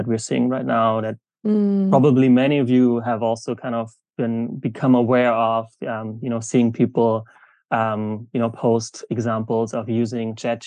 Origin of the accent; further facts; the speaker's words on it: Germany; moved away; also born or lived in South Africa / Jakarta, Indonesia; I'm originally from Germany